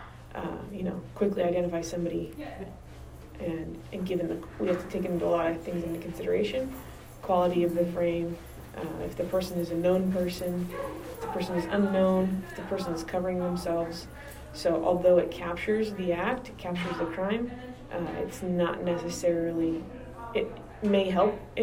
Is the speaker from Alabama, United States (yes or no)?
no; Downey, California, United States; I grew up in Downey, and my parents still live here.